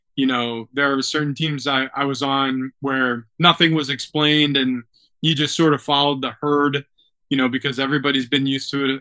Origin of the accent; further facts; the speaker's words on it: New York, United States; now in San Diego, United States; I grew up in New York. My father was a New York Knicks fan.